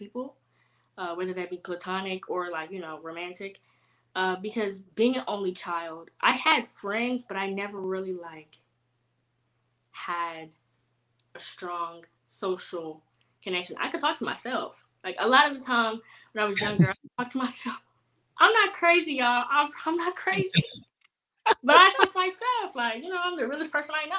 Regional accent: Houston, Texas, United States; also born or lived in San Antonio; growing up in Houston

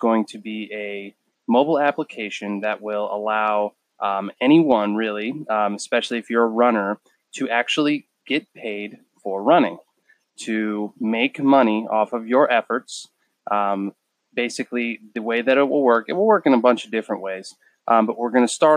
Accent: Erie, Pennsylvania, United States; now in Charleston, United States; I am from Erie, Pennsylvania.

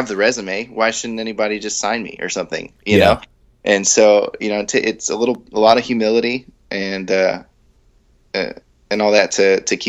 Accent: San Diego, California, United States; moved away as an adult; also born or lived in near San Francisco/Sacramento, California; now in near Sacramento, United States; I'm from San Diego. So I'm originally from San Diego

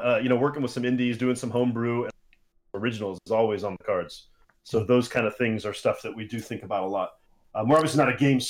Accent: United States; I'm American

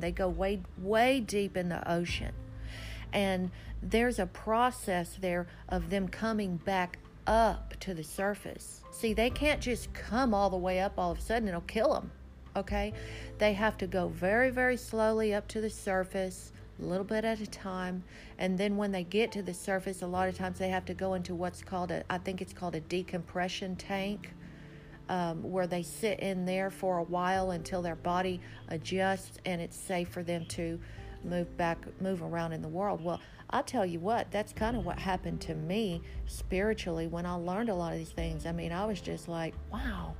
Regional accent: Texas Hill Country, United States; I had grown up in America as an American girl, Texas girl, growing up out in the hill country in a little bitty small school

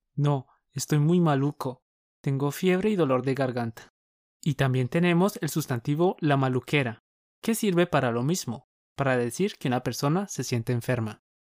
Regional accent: Colombia; Somos dos profes colombianos

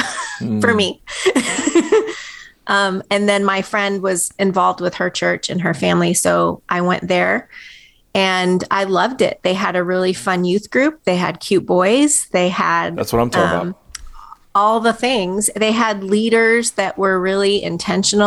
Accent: California, United States; moved away as an adult; also born or lived in Tehran, Iran / London, United Kingdom; now in Tennessee, United States; I grew up in California, lived there my whole life until I moved here to Tennessee 7 years ago

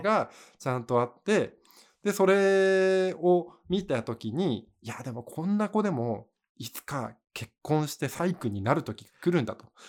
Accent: Miyagi, Japan; 俺、宮城出身だけど

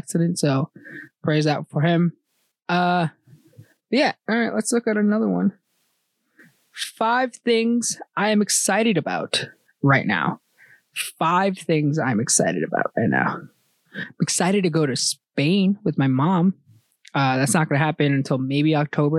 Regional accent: United States; my home country is American. I'm American born. But my people's home country, El Salvador

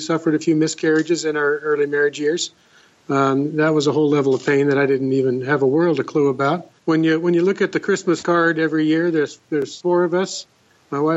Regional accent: Los Angeles, California, United States; moved away as an adult; now in Washington, United States; I didn't actually grow up here in Washington. I grew up in Southern California in the Los Angeles area

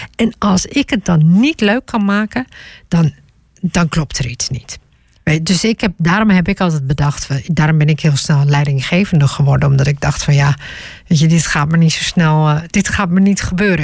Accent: Groningen, Netherlands; ik ben geboren en getogen in Groningen

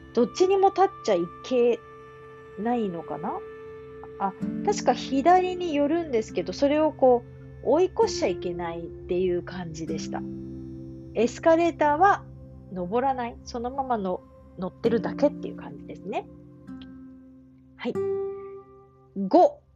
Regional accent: Japan; 日本人の私

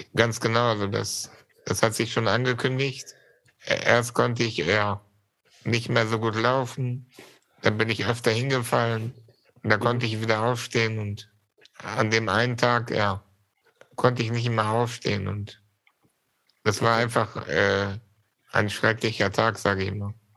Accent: Germany; also born or lived in Syria; ich war ein Jahr alt, als wir nach Deutschland gekommen sind

